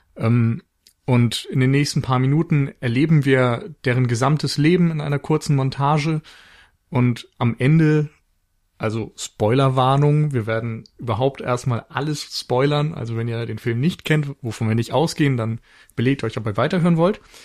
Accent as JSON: {"language": "German", "town": "Flensburg", "region": "Schleswig-Holstein", "country": "Germany", "tie": "born or raised there", "also_born_or_lived": "Mainz", "moved": "yes", "said": "aufgrund meiner Geburtsstadt für einen Flensburger Frühlingsbock entschieden"}